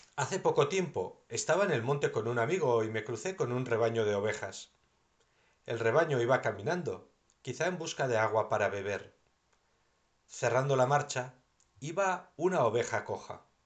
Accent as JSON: {"language": "Spanish", "region": "Navarre", "country": "Spain", "said": "mi tierra de Navarra"}